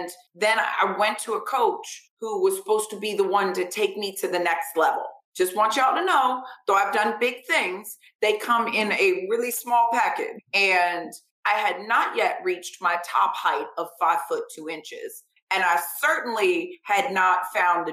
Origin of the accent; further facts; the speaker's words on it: Vero Beach, Florida, United States; I grew up in Vero Beach, Florida, where football is like a way of life